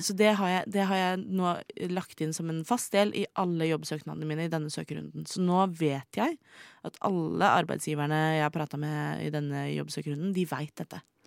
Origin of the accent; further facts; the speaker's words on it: Oslo, Norway; jeg kom fra Oslo